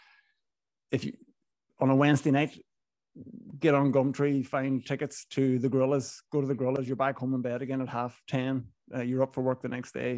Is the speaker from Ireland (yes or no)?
yes; Inishowen, Donegal, Ulster, Ireland; accent: Northern Irish; moved away as an adult; also born or lived in Galway / London; Grew up in Inishowen, very northwest Donegal. Was there till I was 18 before I moved to Galway